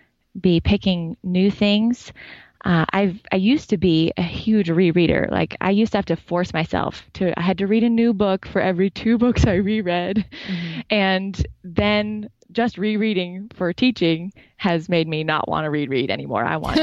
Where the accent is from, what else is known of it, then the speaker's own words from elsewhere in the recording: Montana, United States; Well, I'm an English lit teacher from rural Montana.